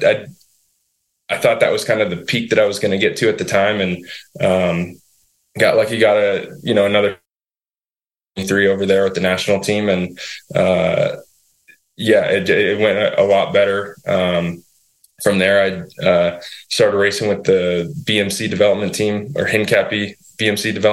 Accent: Utah, United States; moved away as an adult; now in Vermont, United States; I grew up in Utah

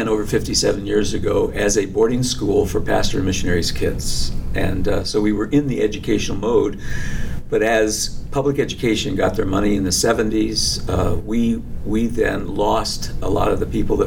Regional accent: New Jersey, United States; also born or lived in Michigan / Ohio / Grand Rapids, Michigan / Hatfield, Pennsylvania; now in Union Grove, United States; I was born in Michigan, raised in New Jersey, and schooled in Ohio

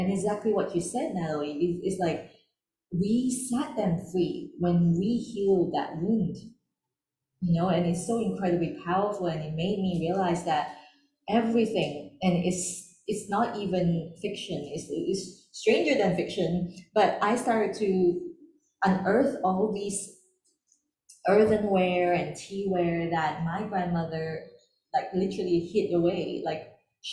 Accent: Malaysia; I grew up in Malaysia, because we are seen as second class citizens

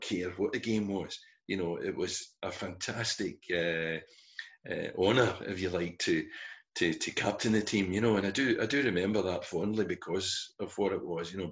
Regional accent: Glasgow, Scotland, United Kingdom; moved away as an adult; it was my hometown

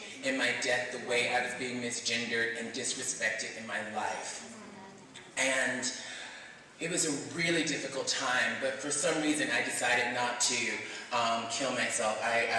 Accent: Mobile, Alabama, United States; moved away; And I'm from Mobile, Alabama, so I grew up being bullied.

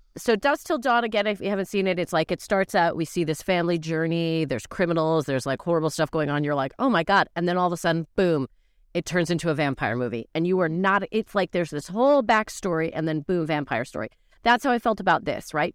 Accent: Calgary, Alberta, Canada; now in United Kingdom; I was in my home city of Calgary

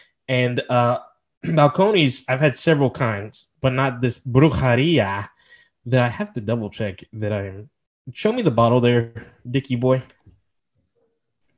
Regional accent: Texas, United States; We are from Texas

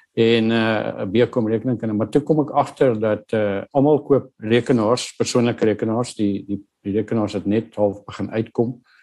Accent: Northern Cape, South Africa; moved away; ek het groot geword op 'n plaas in die Noordwes Kaap in 'n klein dorpie Steensburg

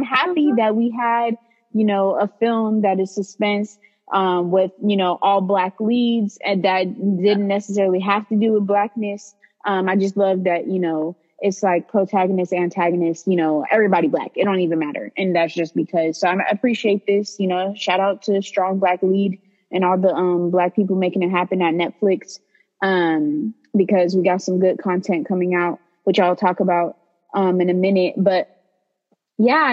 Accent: Bay Area, California, United States; us Bay Areans refer to San Francisco as the city

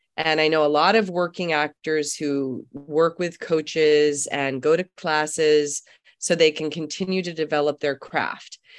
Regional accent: Germany; moved away; I'm from Germany. Uh, I was born there

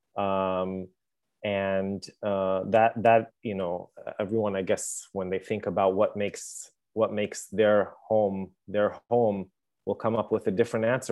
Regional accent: Jerusalem, Jerusalem District, Israel; I, I was born and live in Jerusalem

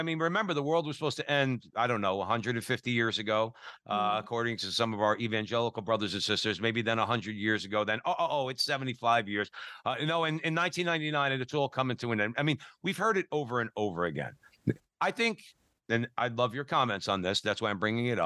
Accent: New Jersey, United States; I'm Italian. I'm from New Jersey

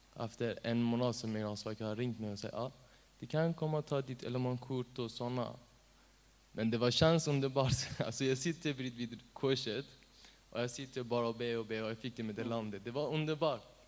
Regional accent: Iran; Swedish is a second language; now in Sweden; jag är afghan, men jag är född i Iran

